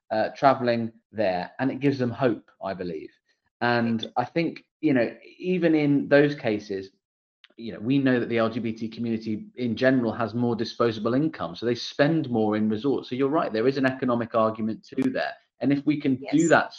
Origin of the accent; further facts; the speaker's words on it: United Kingdom; as a Brit myself